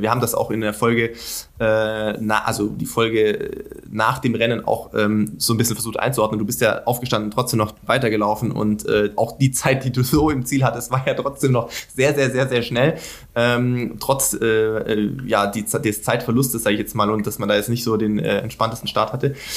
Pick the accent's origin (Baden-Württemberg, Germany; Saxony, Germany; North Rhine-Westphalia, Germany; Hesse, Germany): Baden-Württemberg, Germany; Sindelfingen; ich komme aus Sindelfingen, das ist nicht Schwäbische Alb